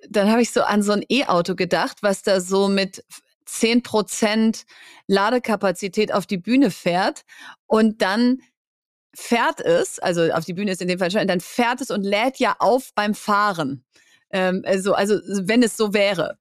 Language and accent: German; Bielefeld, North Rhine-Westphalia, Germany; also born or lived in Hamburg; now in Berlin, Germany; in Hamburg geboren, aber in Bielefeld aufgewachsen. Und wenn du mich fragst, äh, wo kommst du her, sage ich, ich bin Bielefelderin